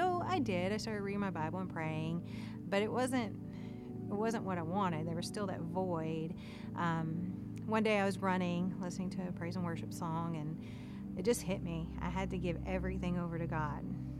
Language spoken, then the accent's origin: English; Texarkana, Texas, United States; also born or lived in San Antonio, Texas; I was born and raised in Texarkana, Texas